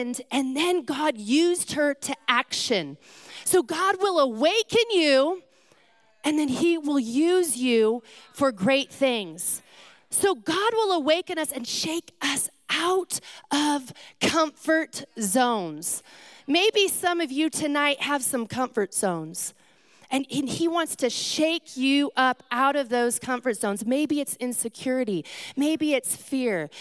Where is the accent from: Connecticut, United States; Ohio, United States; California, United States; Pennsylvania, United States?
California, United States; I come from California